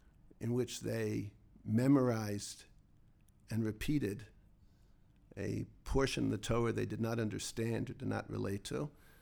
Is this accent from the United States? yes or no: yes; Philadelphia, Pennsylvania, United States; now in Jerusalem, Israel; Myself, I personally am a Baal Tshuva. I grew up in Philadelphia, two wonderful parents, both very proud Jews.